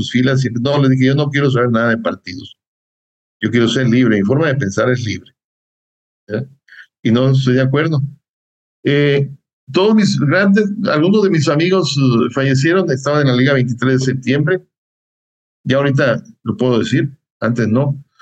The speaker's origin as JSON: {"language": "Spanish", "region": "Morelos", "country": "Mexico", "said": "Somos de Morelos nosotros."}